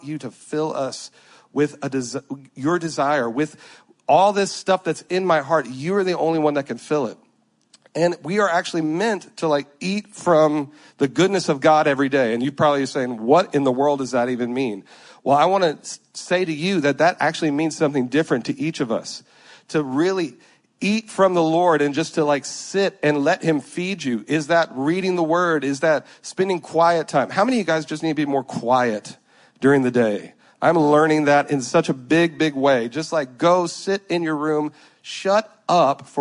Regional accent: Louisiana, United States; I'm from Louisiana.

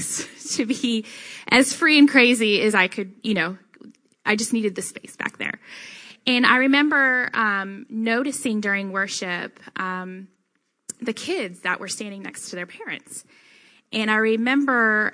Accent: Denton, Texas, United States; growing up in Texas

